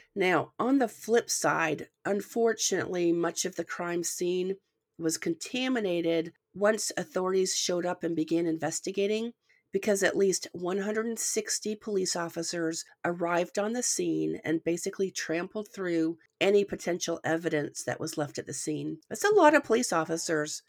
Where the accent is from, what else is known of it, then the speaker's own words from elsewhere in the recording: the North, United States; now in the South, United States; I'm from the North